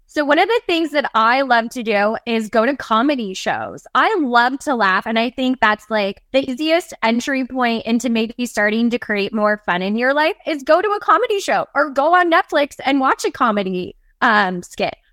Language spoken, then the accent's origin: English; the Northwest, Pacific Northwest, United States; I was born and raised in the Northwest, still a mountain tree girl to this day